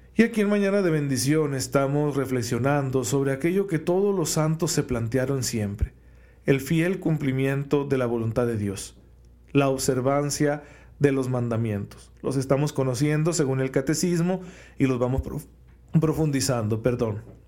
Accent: Mexico; especialmente como mexicanos

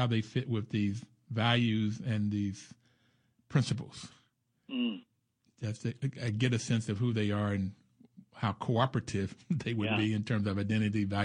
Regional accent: West Virginia, United States; moved away; I grew up in West Virginia

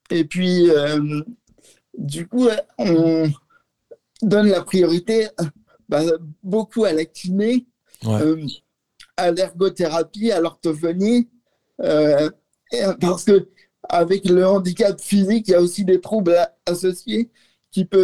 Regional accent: Lyon, Auvergne-Rhône-Alpes, France; Oui, oui, je suis lyonnais.

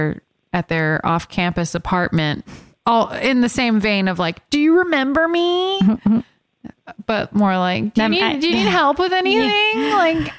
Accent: Miami, Florida, United States; my besties that I grew up with in Miami

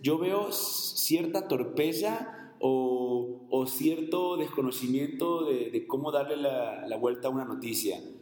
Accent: Guayaquil, Guayas, Ecuador; now in Jalisco, Mexico; en mi ciudad, yo soy de Guayaquil, en Ecuador

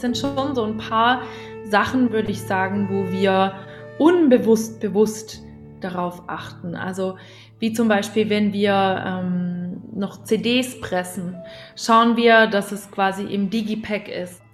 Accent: Thuringia, Germany; da, wo ich herkomme in Thüringen, in meinem Heimatort

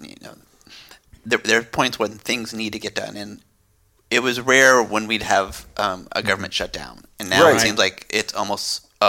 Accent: Mountain View, California, United States; I'm a Barrier native.

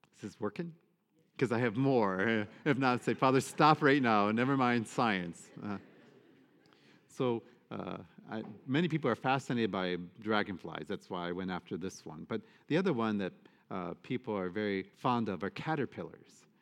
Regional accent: United States; I'm an American.

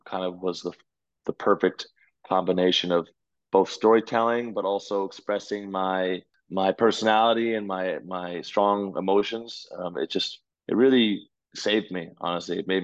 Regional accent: Connecticut, United States; also born or lived in Orlando, Florida; now in New York, United States; when I was six, I moved to Connecticut and raised most of my life there.

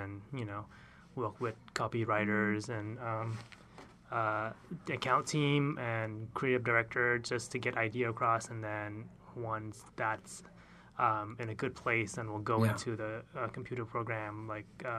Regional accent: Bangkok, Thailand; moved away as an adult; now in Boston, United States; I grew up in Bangkok, Thailand, and I moved here to Boston for college

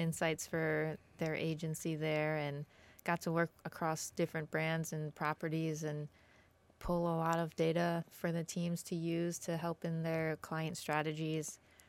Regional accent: Syracuse, New York, United States; Yeah, so I grew up in Syracuse, New York, kind of similar to Eugene, cloudy a lot, gets a lot more snow, it's colder.

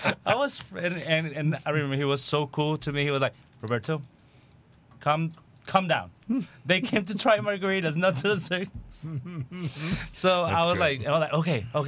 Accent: Mexico; now in Texas, United States; I'm from Mexico originally

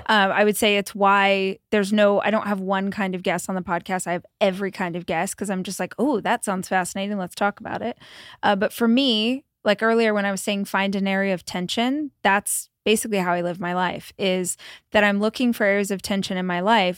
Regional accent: Bakersfield, California, United States; I grew up in Bakersfield, so Central Valley of California

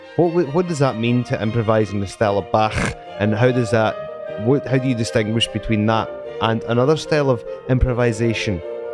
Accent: Scotland, United Kingdom; accent: Scottish

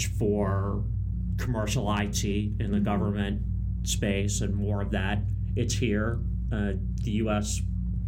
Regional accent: Northern Virginia, United States; also born or lived in New Hampshire; the Northern Virginia kid

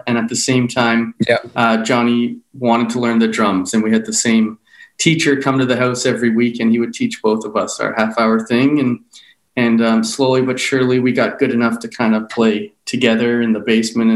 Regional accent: Toronto, Ontario, Canada; we were born and raised in Toronto in the same household my parents still have

